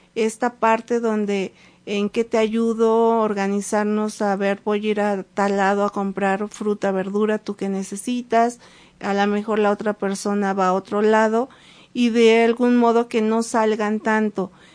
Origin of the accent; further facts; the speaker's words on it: Mexico City, Mexico; now in Puebla, Mexico; desde que llegué a Puebla, yo soy de la Ciudad de México